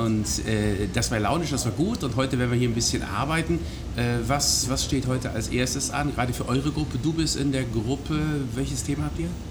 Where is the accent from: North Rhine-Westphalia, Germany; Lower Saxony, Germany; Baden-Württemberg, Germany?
North Rhine-Westphalia, Germany; Breckerfeld; also born or lived in Hagen; Ich bin direkt bei Schalksmühle groß geworden, Nein. und zwar in Breckerfeld